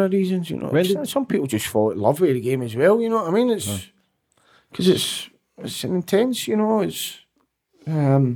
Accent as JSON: {"language": "English", "town": "Glasgow", "region": "Scotland", "country": "United Kingdom", "tie": "born or raised there", "said": "growing up in Cashmore, it was, you had to be a wee bit lively as well and a wee bit streetwise"}